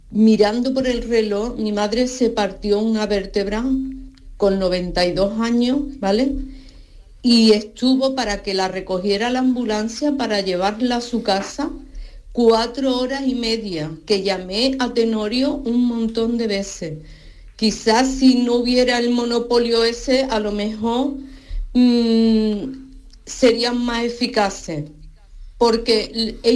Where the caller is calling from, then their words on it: Seville, Andalusia, Spain; de Sevilla